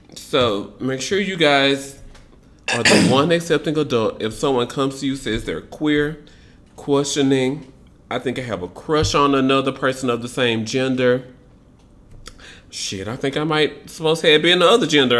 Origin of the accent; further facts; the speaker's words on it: Memphis, Tennessee, United States; Memphis, Tennessee, Lord Jesus Christ, my hometown